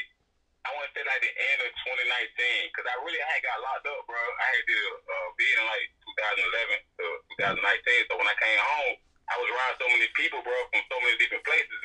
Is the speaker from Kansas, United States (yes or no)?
no; Brunswick, Georgia, United States; I'm from Brunswick, Georgia, baby, bro.